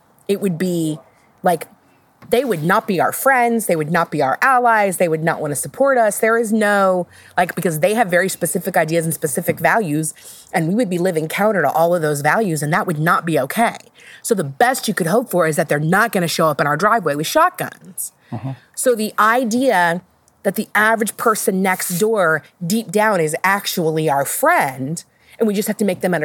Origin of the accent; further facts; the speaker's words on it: Ohio, United States; I am from Ohio